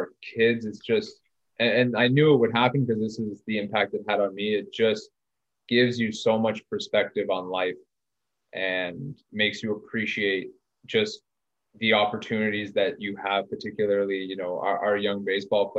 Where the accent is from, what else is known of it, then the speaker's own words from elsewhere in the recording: Ottawa, Ontario, Canada; when I was growing up in East Nepean